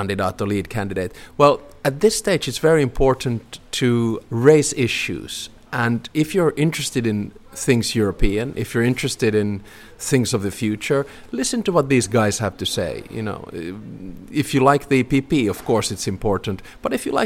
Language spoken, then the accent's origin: English; Helsinki, Uusimaa, Finland; now in Espoo, Finland; Home is in Espoo, and for those of you who don't know, it's a city right next to Helsinki. I was born in Helsinki, only 3 kilometers away from